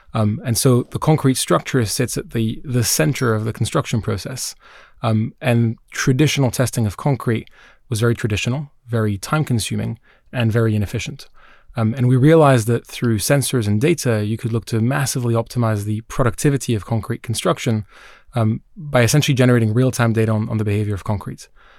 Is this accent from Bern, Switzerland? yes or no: no; Geneva, Switzerland; now in United Kingdom; So I grew up in Geneva, Switzerland. I'm Swiss Israeli. So I have family back in Tel Aviv